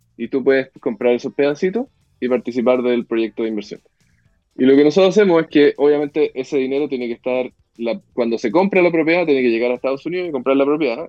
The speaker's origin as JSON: {"language": "Spanish", "country": "Chile", "tie": "born or raised there", "also_born_or_lived": "Mexico", "moved": "as an adult", "said": "en Chile tenemos una, una, la suerte de que nacimos en Chile"}